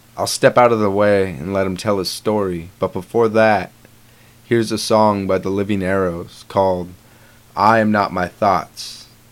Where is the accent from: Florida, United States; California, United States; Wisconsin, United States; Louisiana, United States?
California, United States; moved away; also born or lived in Idaho; I'm from California originally